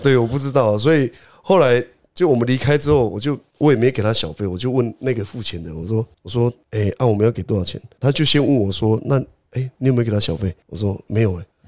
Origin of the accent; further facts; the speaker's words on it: Taiwan; 我们台湾人